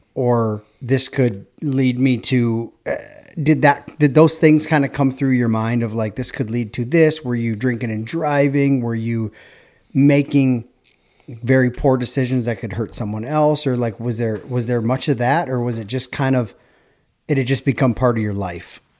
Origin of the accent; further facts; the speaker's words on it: Hudson, Wisconsin, United States; we're from Hudson